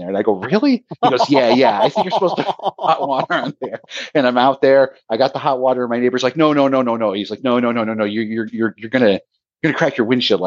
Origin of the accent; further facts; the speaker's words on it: Arizona, United States; moved away; I'm from Arizona